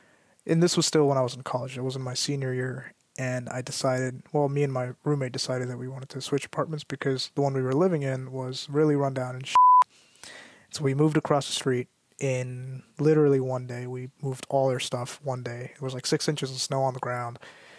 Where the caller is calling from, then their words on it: California, United States; I'm chiming in from the Bay Area.